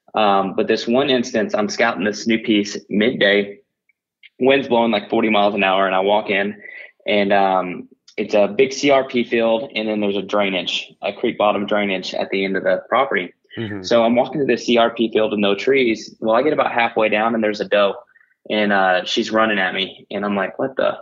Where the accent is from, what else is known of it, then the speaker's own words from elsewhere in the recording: Oklahoma, United States; I grew up here in Oklahoma and and where I currently live